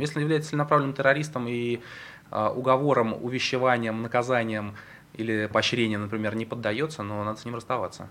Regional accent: Saint Petersburg, Russia; я родился и вырос в Петербурге

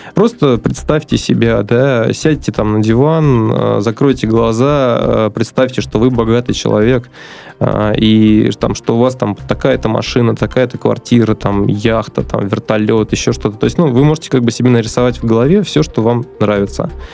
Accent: Astrakhan, Astrakhan Oblast, Russia; also born or lived in Moscow; now in Saint Petersburg, Russia; вообще я родился на юге, в Астрахани

